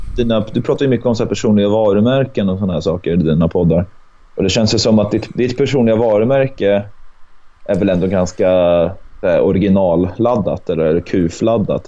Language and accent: Swedish; Örebro, Örebro County, Sweden; moved away as an adult; also born or lived in Hamburg, Germany; now in Gothenburg, Sweden; jag är född i Hamburg. Men jag är uppvuxen i Örebro